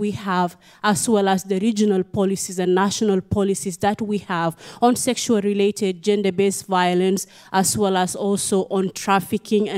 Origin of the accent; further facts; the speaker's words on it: South Sudan; I'm from South Sudan.